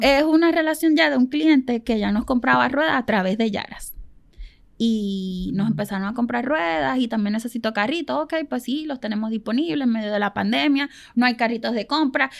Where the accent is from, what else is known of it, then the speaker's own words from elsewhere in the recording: Venezuela; now in Puerto Rico; nosotros somos venezolanos